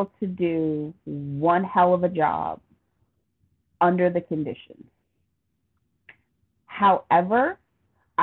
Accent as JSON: {"language": "English", "country": "United States", "said": "I consider myself an American"}